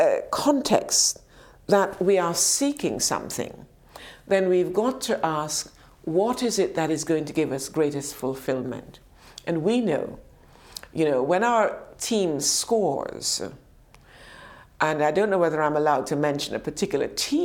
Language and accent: English; United Kingdom; also born or lived in Jamaica; we as British people